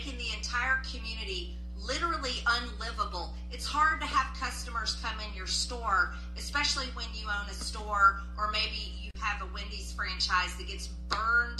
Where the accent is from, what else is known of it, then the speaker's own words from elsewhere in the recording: Georgia, United States; I'm from Georgia